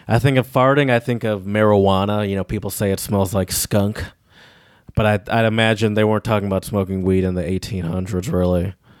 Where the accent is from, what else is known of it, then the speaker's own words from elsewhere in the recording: United States; as an American